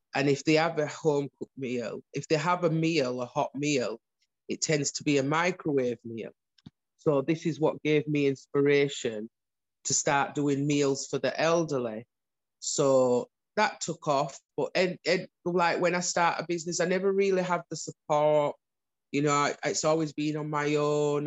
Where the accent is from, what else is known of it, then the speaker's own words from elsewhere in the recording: Huddersfield, Yorkshire and the Humber, United Kingdom; I was born in Huddersfield